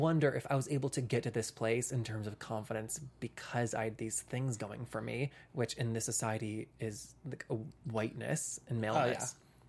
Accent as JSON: {"language": "English", "region": "the South", "country": "United States", "tie": "born or raised there", "said": "as a queer person growing up in the South"}